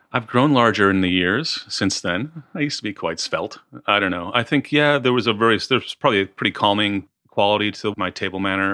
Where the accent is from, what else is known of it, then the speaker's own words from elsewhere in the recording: Midwest, United States; moved away as an adult; also born or lived in New York; now in Australia; I was kind of from the Midwest, sort of. I was like a really just sort of friendly kind of Midwestern guy